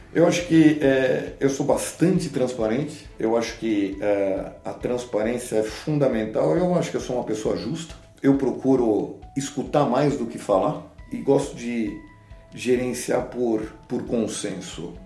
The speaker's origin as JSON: {"language": "Portuguese", "country": "Brazil", "said": "a gente acha, como brasileiro"}